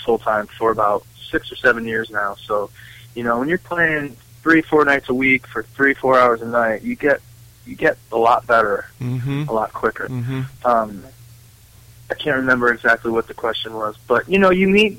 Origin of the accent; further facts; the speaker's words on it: Western Massachusetts, United States; moved away as an adult; I'm from Western Massachusetts, from the country, you know, dirt roads, wide open country, not much going on. That was where I started